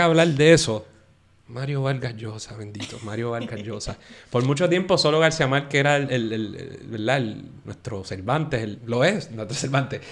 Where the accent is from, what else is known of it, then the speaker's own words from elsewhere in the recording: Puerto Rico; nosotros como puertorriqueños